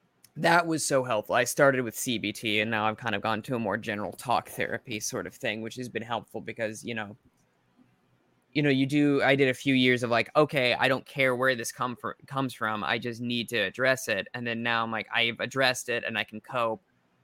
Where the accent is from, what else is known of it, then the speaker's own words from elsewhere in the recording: Midwest, United States; Maybe it's because I'm from the Midwest or whatever.